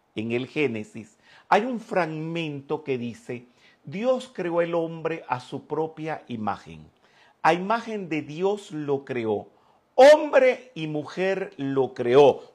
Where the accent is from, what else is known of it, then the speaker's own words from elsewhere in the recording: Venezuela; also born or lived in Mexico; yo nací en Venezuela